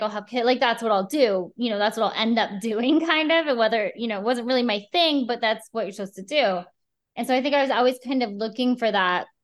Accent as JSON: {"language": "English", "region": "Midwest", "country": "United States", "tie": "born or raised there", "said": "I grew up in the Midwest."}